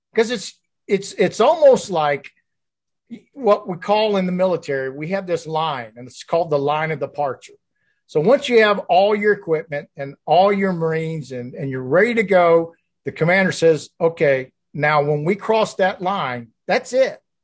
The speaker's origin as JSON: {"language": "English", "region": "the South", "country": "United States", "tie": "born or raised there", "said": "I grew up in the South"}